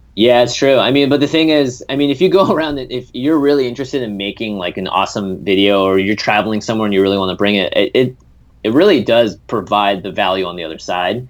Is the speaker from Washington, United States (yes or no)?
yes; Seattle, Washington, United States; moved away as an adult; also born or lived in Vermont; now in Los Angeles, United States; I'm a Seattle born and bred kid. I grew up in the Pacific Northwest in Washington